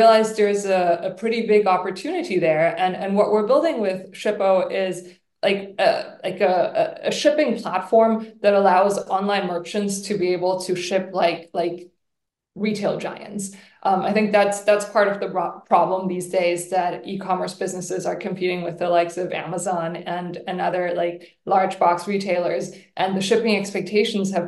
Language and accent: English; Germany; moved away; We're both originally from Germany.